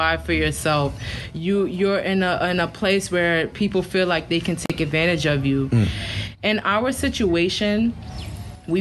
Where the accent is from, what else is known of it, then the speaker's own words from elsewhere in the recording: New York City, New York, United States; moved away as an adult; also born or lived in Miami, Florida; now in Puerto Rico; I'm originally from the Bronx, New York. I moved down to Miami from the Bronx a few years ago